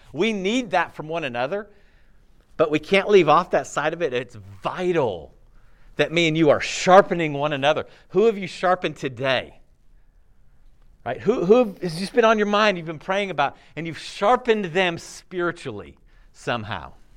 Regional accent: California, United States; I was born in California to a family that had some Christian principles

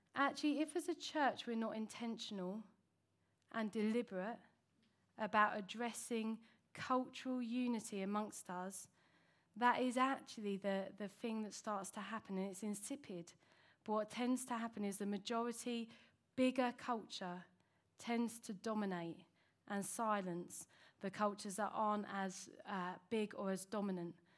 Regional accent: United Kingdom; that's where I was from

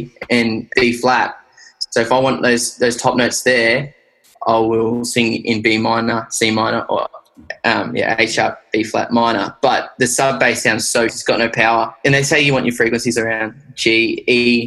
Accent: Australia; accent: Aussie; So my friends in New Zealand called me a dingo, like, because I'm that Aussie

